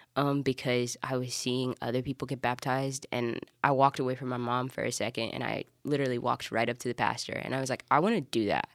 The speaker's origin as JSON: {"language": "English", "region": "Alabama", "country": "United States", "tie": "born or raised there", "said": "I'm from Alabama."}